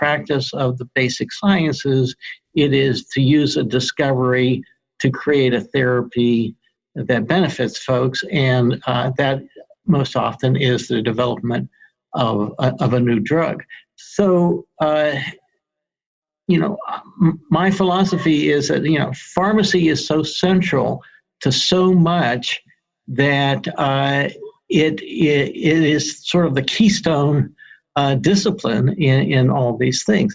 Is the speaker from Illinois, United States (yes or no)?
no; Pittsburgh, Pennsylvania, United States; moved away as an adult; also born or lived in Rochester, New York / Denver, Colorado; now in Albany, United States; I grew up in Pittsburgh